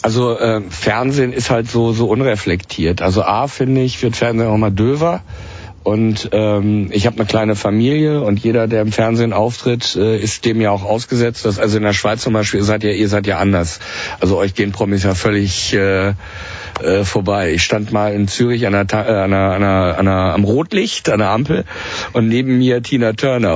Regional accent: Germany; bei uns in Deutschland

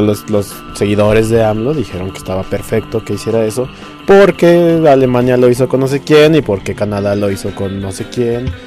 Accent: Mexico; nosotros la ocupamos en la cocina mexicana para todo

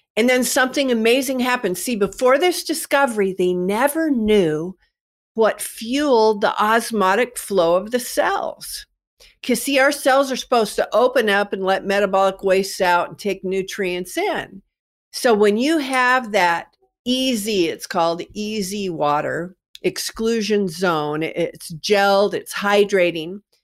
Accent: Kennewick, Washington, United States; I'm from Kennewick, Washington, and of course we have the Hanford Reservation here

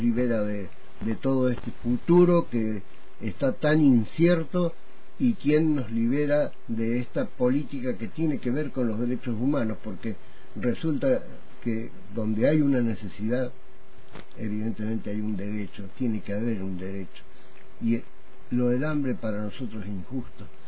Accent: Córdoba, Argentina; now in Neuquén, Argentina; yo terminé eh, mis estudios que había iniciado de pibe en Córdoba

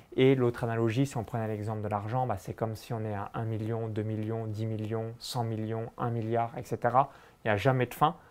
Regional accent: Saône-et-Loire, Bourgogne-Franche-Comté, France; moved away; J'ai grandi euh, dans un petit village de moins de 100 habitants à 20 km de Chalon-sur-Saône

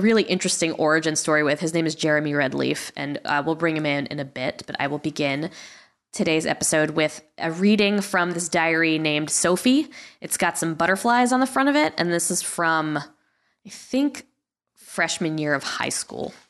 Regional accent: Guilford, Connecticut, United States; my parents were from Queens, but I was from Guilford, Connecticut

